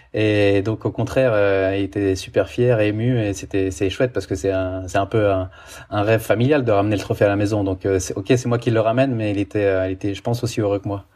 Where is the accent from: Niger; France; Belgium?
France; moved away as an adult; also born or lived in Italy; now in Switzerland; je suis français, j'ai vécu 15 ans en Italie, maintenant je suis en Suisse